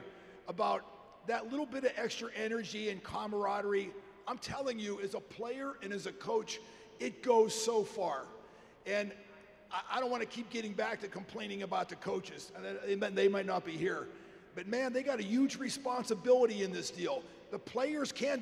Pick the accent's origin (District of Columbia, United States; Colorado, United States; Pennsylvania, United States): Pennsylvania, United States; Pittsburgh; I grew up in Pittsburgh, Pennsylvania